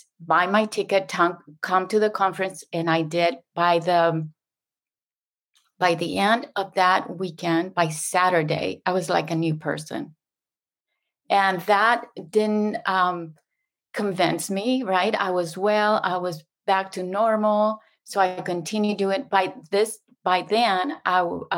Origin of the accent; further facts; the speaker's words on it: Mexico; first language Spanish; English is a second language; moved away as an adult; also born or lived in Houston; now in San Diego, United States; I was raised, born and raised in Mexico